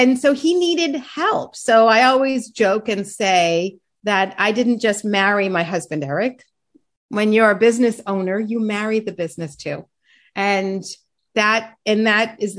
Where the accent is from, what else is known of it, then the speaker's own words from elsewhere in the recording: Massachusetts, United States; I'm from Massachusetts originally.